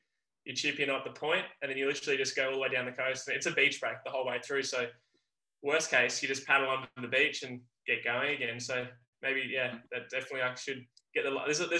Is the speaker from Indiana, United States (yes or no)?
no; Hawaii Kai, Hawaii, United States; Like when I'm from Hawaii Kai and we finish it.